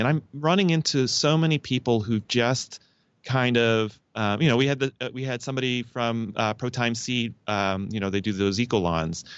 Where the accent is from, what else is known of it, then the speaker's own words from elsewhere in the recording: Canada; now in United States; I'm a Canadian in, uh, the U S